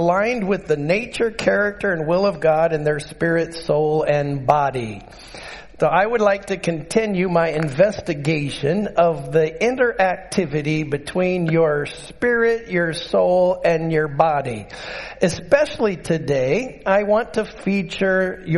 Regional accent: Utqiagvik, Alaska, United States; I grew up in Barrow

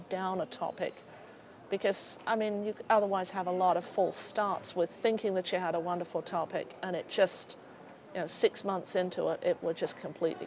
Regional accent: United Kingdom; moved away as an adult; now in Philadelphia, United States; From Britain. I grew up just outside London.

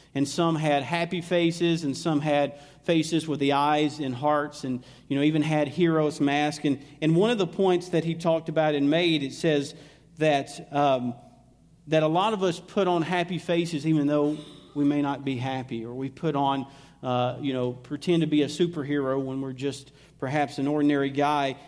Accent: Alabama, United States; accent: southern drawl; moved away; I'm originally from Alabama

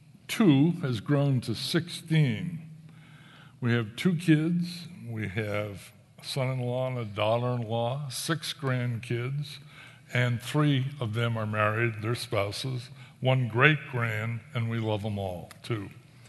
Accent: New England, United States; I grew up in New England in a church with a lot of rules and regulations and rituals

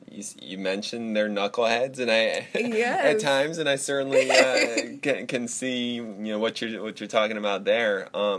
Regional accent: Ann Arbor, Michigan, United States; I'm a Wolverine. I'm from Ann Arbor.

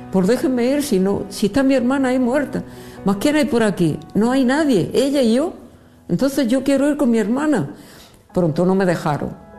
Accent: Region of Murcia, Spain; also born or lived in Madrid / Egypt; now in Mozambique; Yo soy murciana

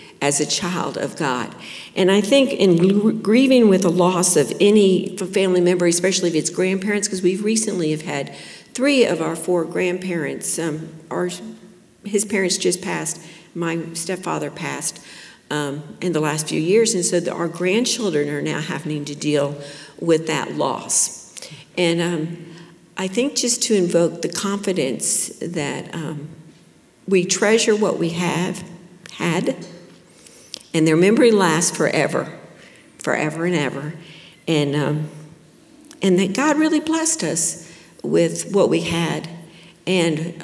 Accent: Plantation, Florida, United States; I grew up in Plantation, Florida over here in the 70s, 60s and the 70s

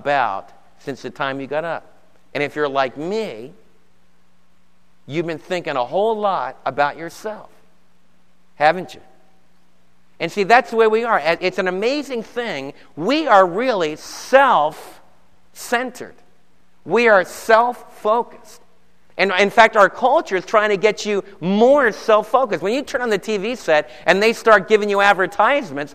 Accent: Summit, New Jersey, United States; I was born in Summit, New Jersey

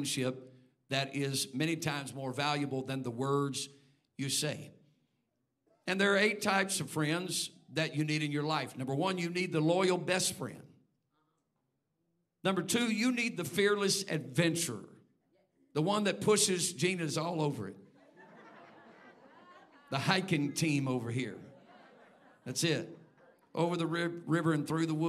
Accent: Texas, United States; now in Indiana, United States; I'm a Texan

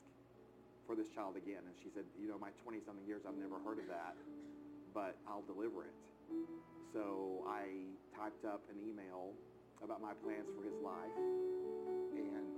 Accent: outside of Chattanooga, Tennessee, United States; I grew up outside of Chattanooga, Tennessee

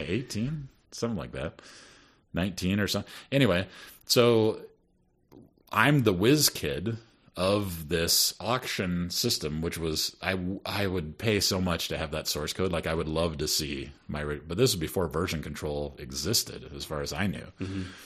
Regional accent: Sioux City, Iowa, United States; also born or lived in Detroit, Michigan; after we moved from Detroit to Sioux City, Iowa

